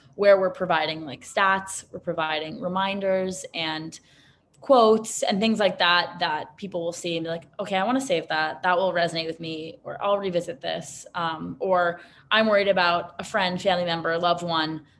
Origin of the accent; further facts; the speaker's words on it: New York City, New York, United States; I grew up in Manhattan.